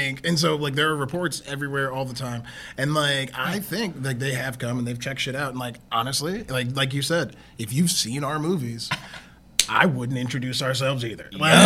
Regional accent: Massachusetts, United States; I was born out west, right? And then I grew up in the east, right? So I grew up in Massachusetts.

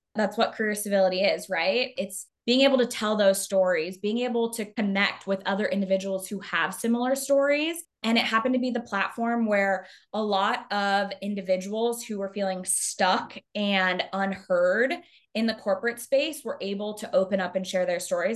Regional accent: Arizona, United States; now in Chicago, United States; I'm originally from Arizona.

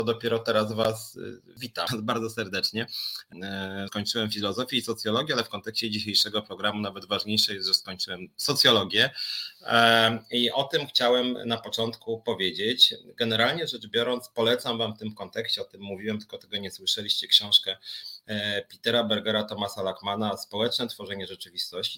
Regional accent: Warsaw, Masovian Voivodeship, Poland; wywodzę po prostu z Warszawy

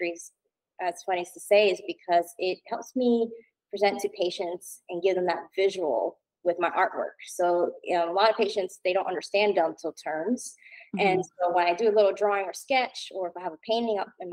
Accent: New Jersey, United States; moved away as an adult; now in North Carolina, United States; Grew up and was born and raised in New Jersey.

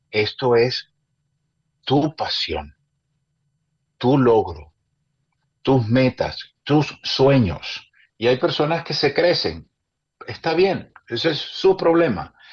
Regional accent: Maracaibo, Zulia, Venezuela; born there; Cuando a mí me dicen, ¿de dónde eres? El regionalista dice de Maracaibo, yo digo de Venezuela, pero nací en Maracaibo.

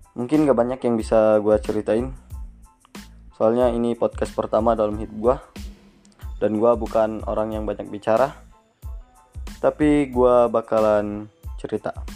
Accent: Pajar Bulan, West Lampung, Indonesia; Asal tempat gua dari Lampung Barat, tepatnya di Pajar Bulan

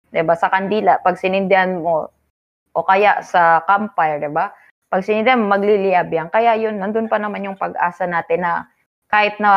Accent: Philippines; Ipinagmamalaki {S0} ko, uh {S1} Filipino ako, taas noo.

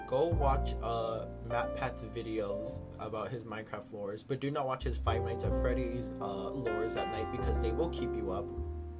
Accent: Halawa, Hawaii, United States; I'm from Halava. Like, Halava Correctional Facility.

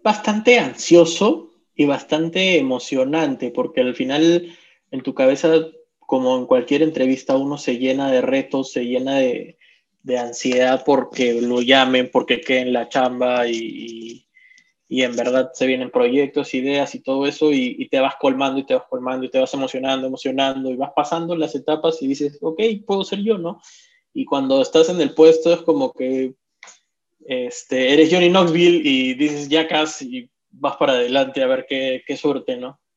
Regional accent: Arequipa, Peru; como arequipeños

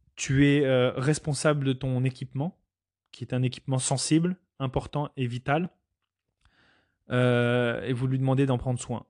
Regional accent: Canada; nous en tant que Canadiens

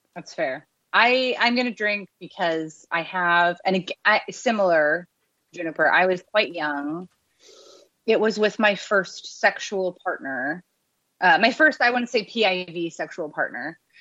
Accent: Abbotsford, British Columbia, Canada; I grew up in Abbotsford

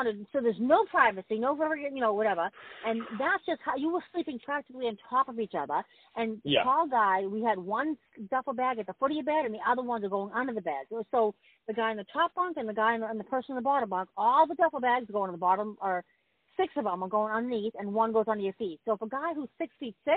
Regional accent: Boston, Massachusetts, United States; I'm from Boston. We see snow

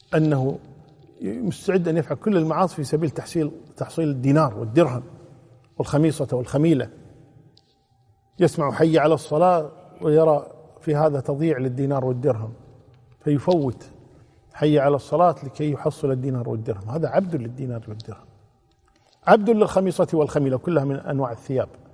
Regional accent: Kuwait; عندنا في الكويت

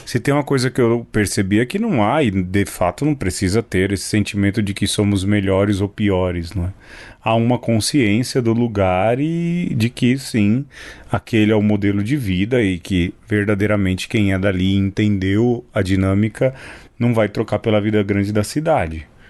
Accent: São Paulo, Brazil; Eu nasci em São Paulo. Desde que me entendo por gente, ser paulistano era uma característica minha

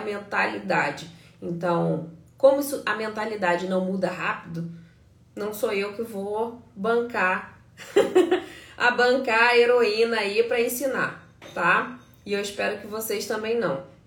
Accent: Brazil; now in United States; A gente é brasileiro

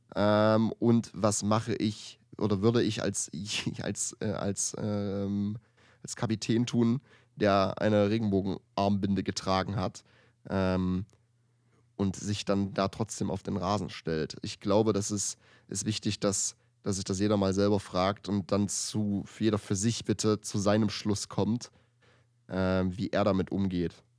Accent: Germany; ich als Deutscher

